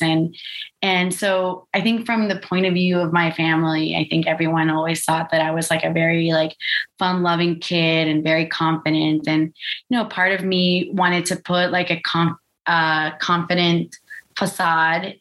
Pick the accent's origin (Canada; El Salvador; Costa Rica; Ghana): Costa Rica; I grew up in Costa Rica